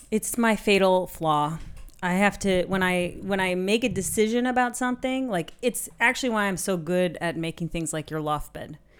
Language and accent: English; San Francisco Bay Area, California, United States; moved away as an adult; now in Berlin, Germany; I grew up in the San Francisco Bay Area